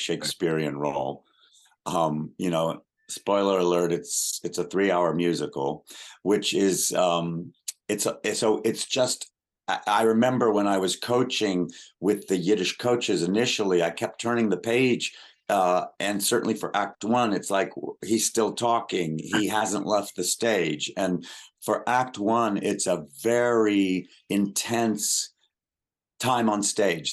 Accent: Lubbock, Texas, United States; moved away; I was growing up in Lubbock, Texas

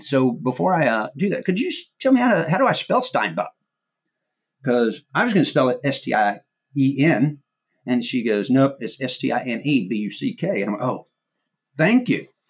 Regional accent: Arkansas, United States; growing up in Arkansas, I was a diehard Razorback fan

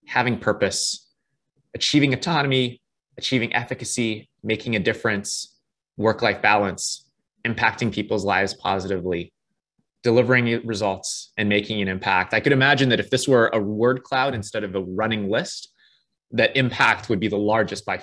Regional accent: Toronto, Ontario, Canada; I was born and raised in Toronto, Canada

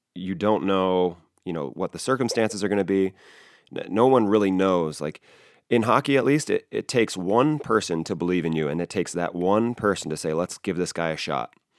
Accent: South Bend, Indiana, United States; I grew up in South Bend, Indiana

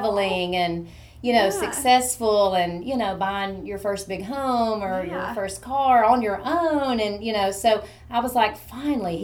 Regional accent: Morristown, Tennessee, United States; I lived in a small town, I grew up in Morristown

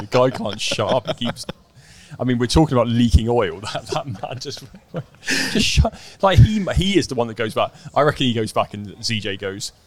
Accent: Dartmoor, South West England, United Kingdom; I grew up on Dartmoor.

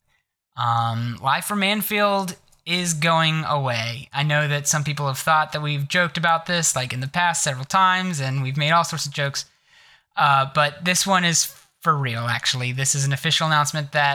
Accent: Ohio, United States; I'm from Ohio

